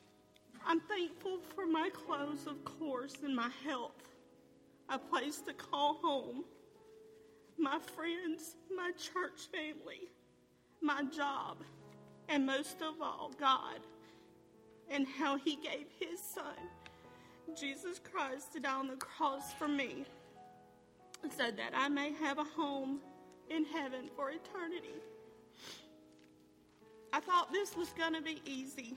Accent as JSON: {"language": "English", "area": "Carroll County", "region": "Georgia", "country": "United States", "tie": "born or raised there", "said": "I was born and raised here in Carroll County"}